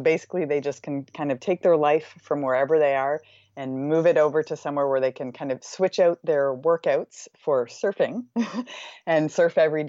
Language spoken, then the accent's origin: English; Nova Scotia, Canada; I'm originally from Nova Scotia in Canada